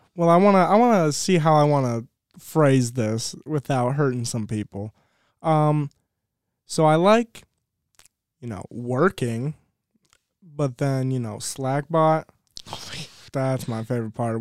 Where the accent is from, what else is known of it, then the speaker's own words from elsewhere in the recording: Ohio, United States; moved away; I'm from Ohio